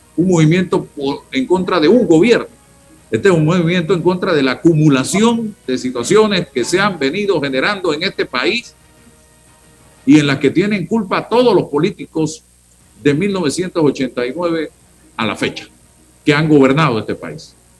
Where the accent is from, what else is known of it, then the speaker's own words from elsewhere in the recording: Panama; como ciudadano panameño, periodista, profesional